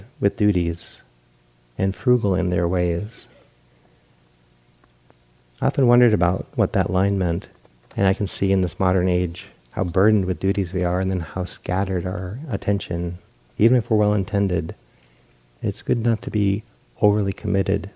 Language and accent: English; East Coast, United States; moved away; I grew up on the East Coast